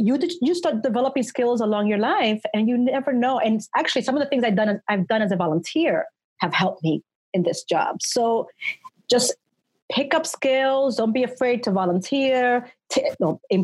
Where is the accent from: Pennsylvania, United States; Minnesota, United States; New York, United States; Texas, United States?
New York, United States; moved away; I come from New York